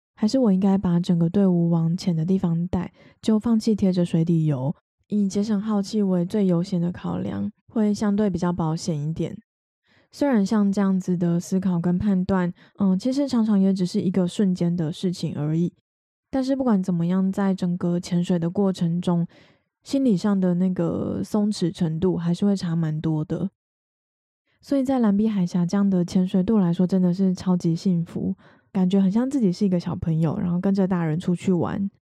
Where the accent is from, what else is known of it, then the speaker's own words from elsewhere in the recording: Taiwan; 我们是台湾人